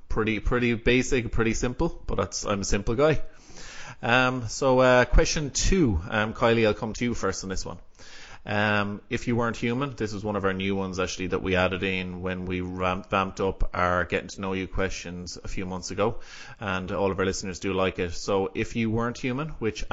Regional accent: Galway, Connacht, Ireland; also born or lived in Athenry; I live in Athenry, so I'm from Galway in Ireland, so on the west coast of Ireland

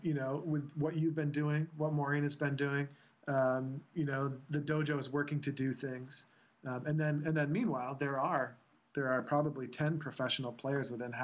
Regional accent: Northeast, United States; we're from the Northeast.

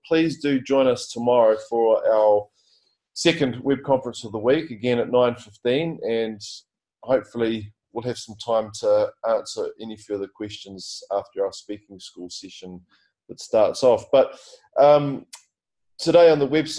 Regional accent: Kerikeri, Northland, New Zealand; moved away; also born or lived in West Auckland; Kerikeri, of course, my hometown.

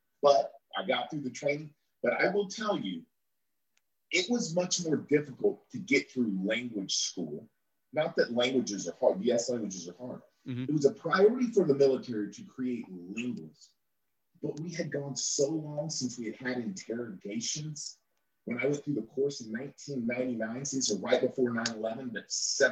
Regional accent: Oklahoma, United States; born or raised there

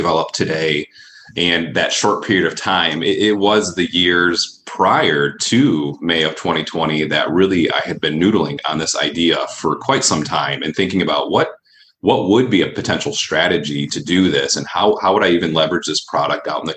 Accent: Allegan, Michigan, United States; also born or lived in Grand Rapids, Michigan; So I grew up in Allegan, just south here of Grand Rapids, and found my way up to the city through college

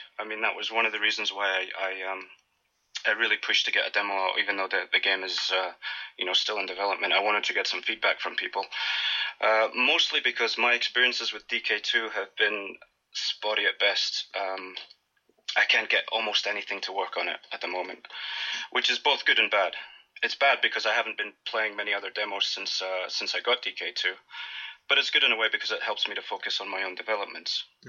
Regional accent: Scotland, United Kingdom; also born or lived in United States; now in Athens, Greece; I'm currently in Athens, Greece. I'm originally from Scotland, and I've spent about a third of my life living in the States as well.

